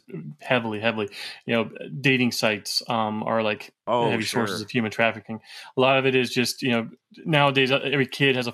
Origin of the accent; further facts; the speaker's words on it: South Florida, United States; I grew up in South Florida